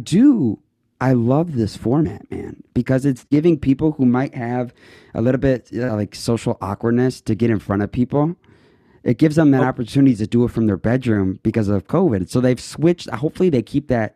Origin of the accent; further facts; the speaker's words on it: Chicago area, Illinois, United States; I'm from Chicago